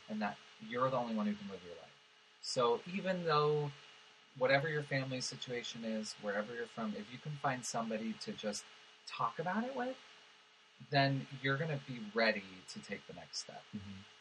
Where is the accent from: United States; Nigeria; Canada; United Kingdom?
United States; Los Angeles, California; So I grew up in West Hills